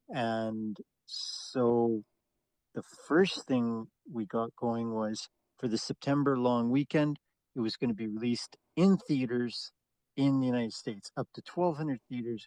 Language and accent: English; Canada; as a Canadian